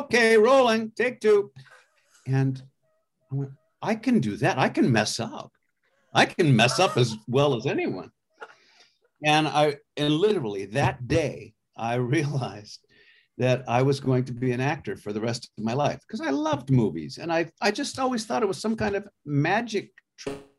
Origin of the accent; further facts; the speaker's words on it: Avalon, California, United States; I grew up on Catalina Island off the coast of Los Angeles.